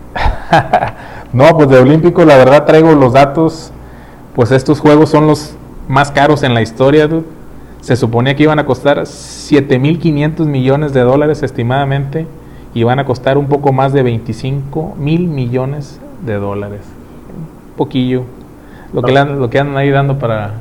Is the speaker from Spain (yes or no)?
no; Mexico; como mexicano